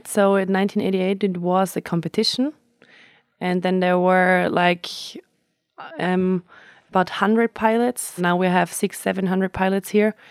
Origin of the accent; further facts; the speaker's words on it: Flanders, Belgium; English is a second language; I'm from Isterol. Belgium, Limburg.